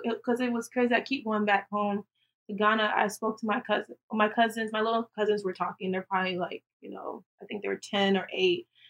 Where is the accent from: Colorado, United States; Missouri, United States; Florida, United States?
Florida, United States; Tallahassee; born and raised in Tallahassee, Florida.